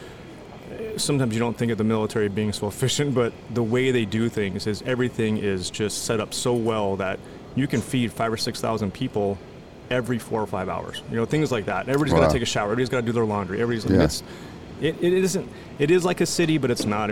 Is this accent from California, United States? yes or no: yes; Los Angeles, California, United States; also born or lived in Maui, Hawaii; I grew up in LA for the most part